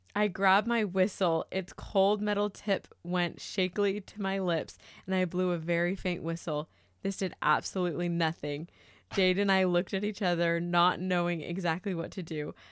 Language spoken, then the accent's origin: English; Murrieta, California, United States; moved away; I grew up in Marietta, California. That is Southern California, in between L A and San Diego.